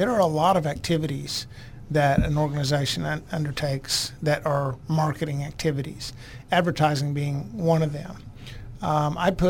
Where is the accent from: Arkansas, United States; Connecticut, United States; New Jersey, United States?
Arkansas, United States; Fayetteville; also born or lived in New York; I grew up in Fayetteville. I was born in New York.